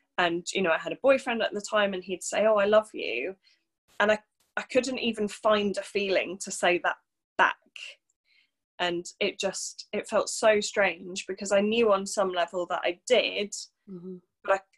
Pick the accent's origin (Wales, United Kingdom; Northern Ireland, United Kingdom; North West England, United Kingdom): Wales, United Kingdom; also born or lived in Birmingham / London; So originally I'm from North Wales, not that you'd ever be able to tell that from my accent. So I grew up in North Wales